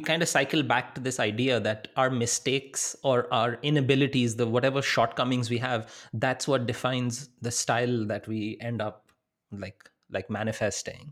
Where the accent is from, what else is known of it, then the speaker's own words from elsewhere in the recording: India; moved away as an adult; also born or lived in Wisconsin; I'm from India. I'm coming from a really big city